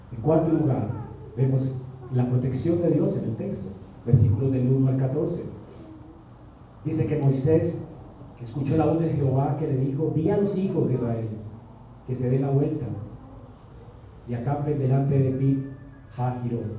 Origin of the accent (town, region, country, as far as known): Colombia